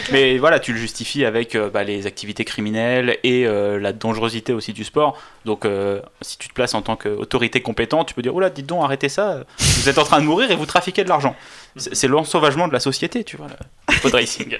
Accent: France; Nous, en tant que Français

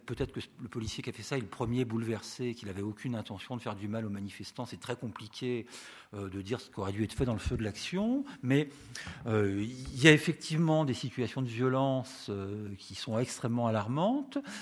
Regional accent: Rennes, Brittany, France; je viens de Rennes

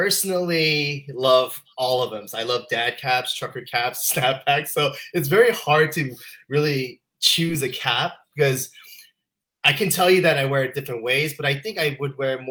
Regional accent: Utah, United States; I was raised in Utah

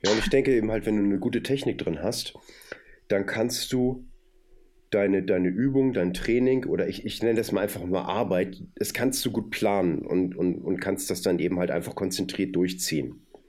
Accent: Hamburg, Germany; ich komme aus Hamburg und bin so ein Fischkopf

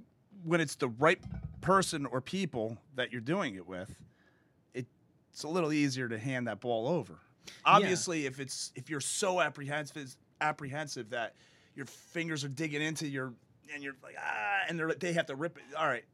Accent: New Jersey, United States; I grew up in North Jersey, and, you know, I'm a fireman in Elizabeth.

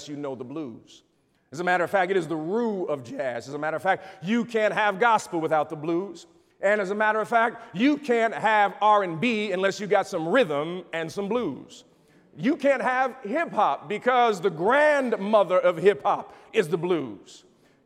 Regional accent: Chicago, Illinois, United States; I come from Chicago

